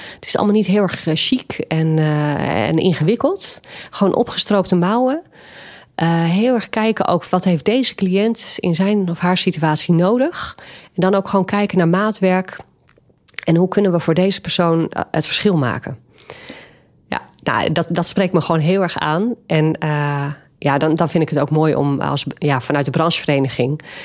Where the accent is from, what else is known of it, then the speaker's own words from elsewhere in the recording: Nieuw-Vennep, North Holland, Netherlands; mijn kinderjaren heb ik doorgebracht in Nieuw-Vennep